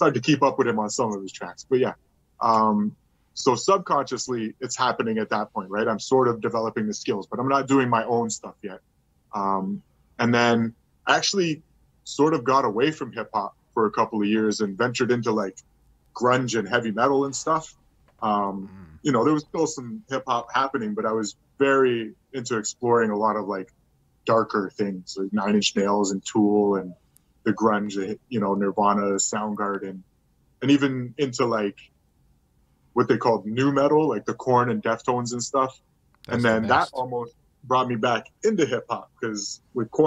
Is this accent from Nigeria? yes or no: no; Montreal, Quebec, Canada; now in Burlington, Canada; growing up in Montreal